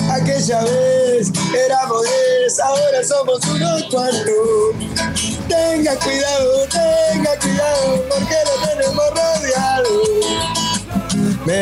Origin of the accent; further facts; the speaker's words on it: Córdoba, Argentina; de Córdoba, además siempre. Vos sabés que en Córdoba es distinto el, acento. Eh. en Córdoba no hablamos como, como el estereotipo del argentino.